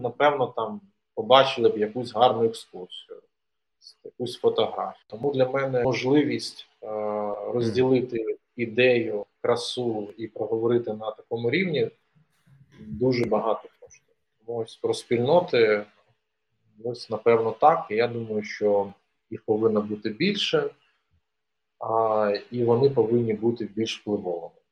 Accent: Donetsk Oblast, Ukraine; moved away as an adult; now in Kyiv, Ukraine; Я народився на Донеччині, закінчив там школу. Приїхав до Києва

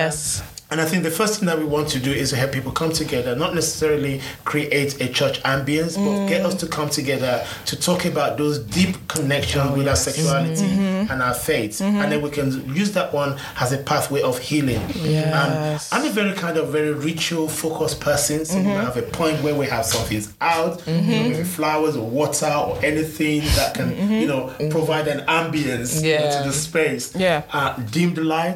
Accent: Nigeria; now in United Kingdom; I'm truly Nigerian

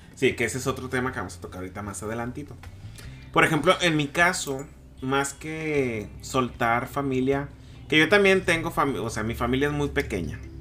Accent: Culiacán, Sinaloa, Mexico; moved away as an adult; now in Tijuana, Mexico; al momento de que yo decidí soltarme de, mi tierra, que no nada más solté a mi familia, solté a mis amigos, solté a, a mi vida que tenía en Culiacán

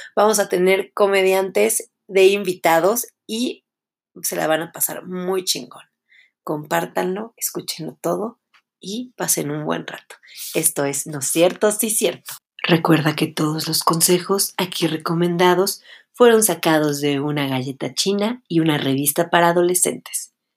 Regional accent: Puebla, Mexico; also born or lived in Mexico City; Yo nací en la Ciudad de México, pero solamente vine a nacer acá y después me regresaron a mi casa en Puebla. Entonces, pues sí soy poblana

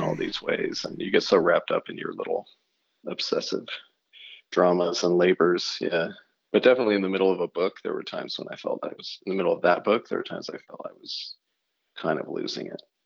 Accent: Oregon, United States; also born or lived in California / New York / Baton Rouge, Louisiana; now in north of New York City, United States; the town I grew up in in Oregon

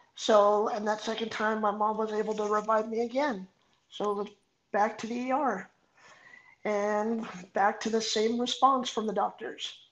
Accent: Artesia, California, United States; I grew up in a small town called Artesia. Um, born and raised, still here

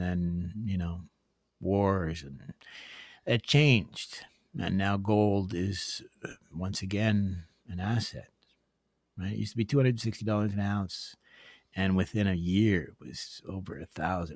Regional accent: Northern Ontario, Canada; moved away; I came from Northern Ontario, and my father was a gold miner

